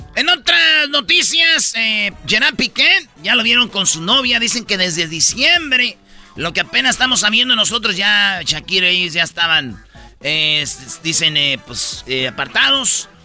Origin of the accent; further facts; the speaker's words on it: Quilpan, Michoacán, Mexico; En mi pueblo, ahí en Quilpan, Michoacán